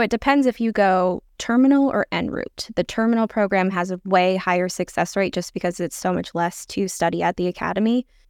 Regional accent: Seattle, Washington, United States; I grew up in the Seattle area

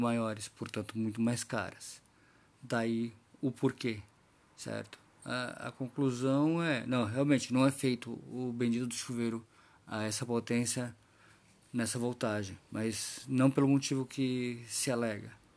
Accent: Brazil; da gente como brasileiros

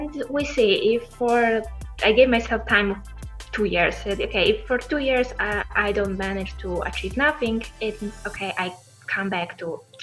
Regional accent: Poland; moved away as an adult; now in Italy; I come originally from Poland. I moved to Italy to join my longtime boyfriend

